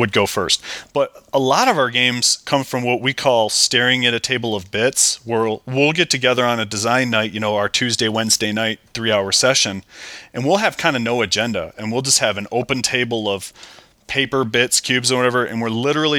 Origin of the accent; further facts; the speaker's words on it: Michigan, United States; we're both from Michigan. You go up north, we call it up north in Michigan.